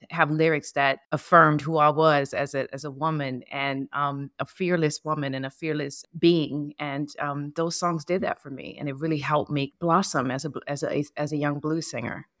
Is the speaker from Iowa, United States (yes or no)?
no; New Orleans, Louisiana, United States; moved away; also born or lived in New York; the music of my hometown